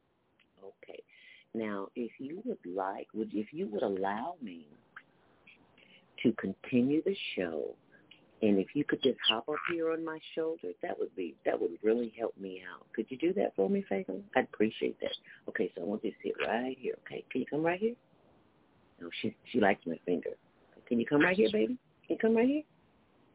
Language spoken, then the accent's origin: English; Chicago, Illinois, United States; I'm from Chicago, so I'm used to cold